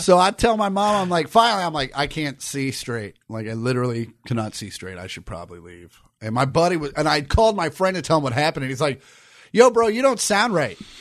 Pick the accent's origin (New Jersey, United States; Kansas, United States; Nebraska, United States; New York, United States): Kansas, United States; I grew up in Kansas where you couldn't wear hats in school